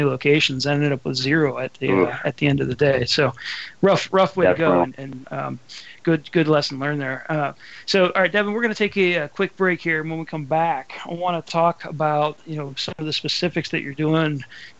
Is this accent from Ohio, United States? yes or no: yes; Ohio, United States; I grew up here in Ohio. I live in Ohio